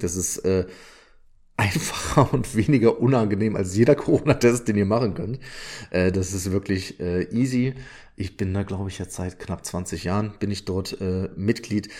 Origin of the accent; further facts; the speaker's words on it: Odenthal, North Rhine-Westphalia, Germany; wir kommen beide aus dem Rheinland, äh, sowohl Tobi als auch ich. Und ähm, wir waren beide im Odental auf der Schule